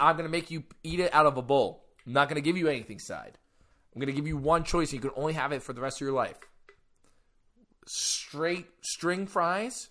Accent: New York, United States; I'm from New York

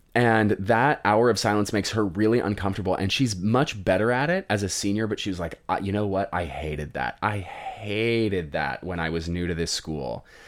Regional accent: Colorado, United States; I grew up in Colorado

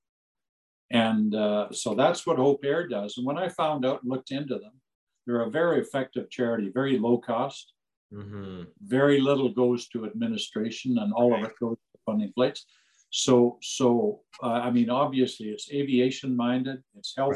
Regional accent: Nelson, British Columbia, Canada; when I was a little kid growing up in Nelson, BC

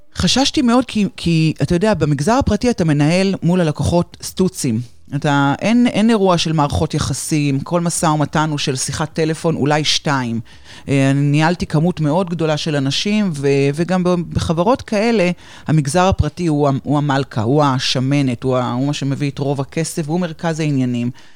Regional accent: Haifa, Haifa District, Israel; moved away as an adult; now in Ramat Gan, Israel; במקור אני חיפאית, היום אני גרה ברמת גן כבר די הרבה שנים, אבל המשפחה עדיין בחיפה

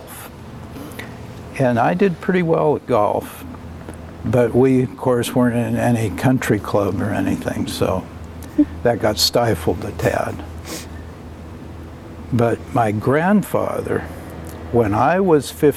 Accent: Bainbridge Island, Washington, United States; moved away; I grew up in Puget Sound on Bainbridge Island

